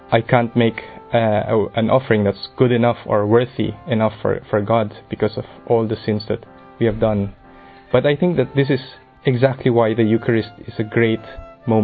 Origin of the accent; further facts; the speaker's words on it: Philippines; I'm from the Philippines